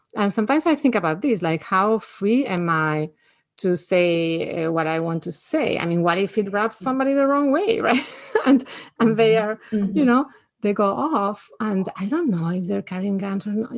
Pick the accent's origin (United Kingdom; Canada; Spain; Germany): Spain; now in United States; I grew up in Spain where people just don't have guns.